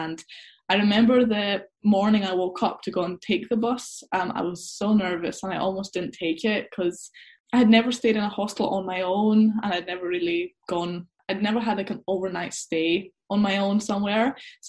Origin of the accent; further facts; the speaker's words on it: Scotland, United Kingdom; I'm half Scottish, half Greek.